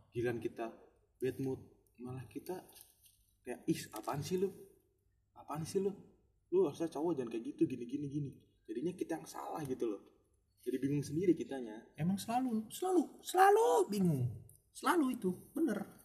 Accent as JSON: {"language": "Indonesian", "region": "Lampung", "country": "Indonesia", "tie": "born or raised there", "said": "emang pergaulan gue kan dari SMP di desa sama gue kan desa gue kan Lampung kan yeah."}